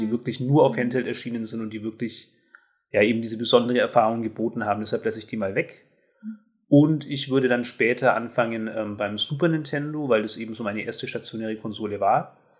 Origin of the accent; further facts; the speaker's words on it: Germany; als Deutsche